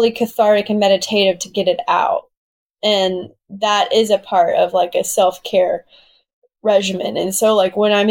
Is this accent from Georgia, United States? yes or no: yes; Southwest Georgia, United States; moved away as an adult; now in New York City, United States; I'm from Southwest Georgia. So I'm from a really small town where people go to hunt